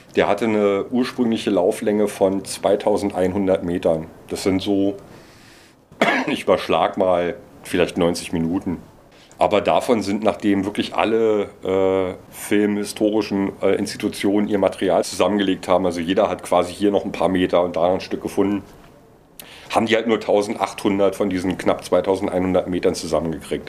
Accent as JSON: {"language": "German", "region": "Berlin", "country": "Germany", "said": "Als Berliner"}